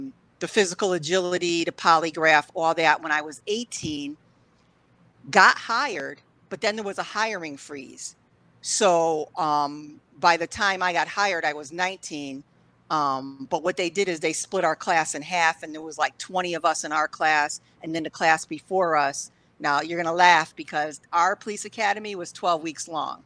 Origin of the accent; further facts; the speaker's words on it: Waterbury, Connecticut, United States; I was born and raised in Waterbury, biracial.